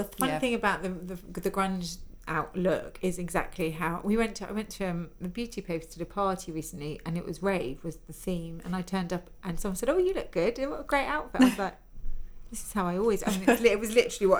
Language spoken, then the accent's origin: English; Farnham, South East England, United Kingdom; also born or lived in Rio de Janeiro, Brazil / Scotland; I grew up all over, but from the age of 12, 13, we lived in Farnham in Surrey. But I grew up, like, moved to Rio for a few years when I was very little, in Scotland, and, you know, my dad's Scottish, so...